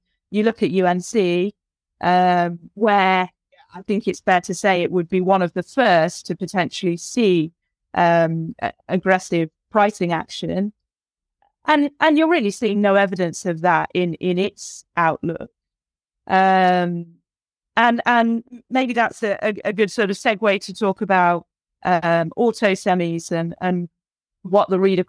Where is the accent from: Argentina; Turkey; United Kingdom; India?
United Kingdom; England; Yeah, exactly. As a Brit, honestly, as a Brit, I'm very disappointed in the CMA's response